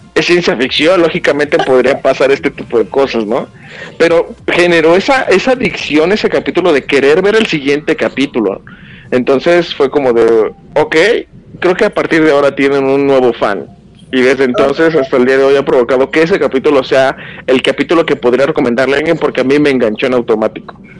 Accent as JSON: {"language": "Spanish", "region": "Jalisco", "country": "Mexico", "tie": "born or raised there", "said": "de mi pueblo natal, Jalisco"}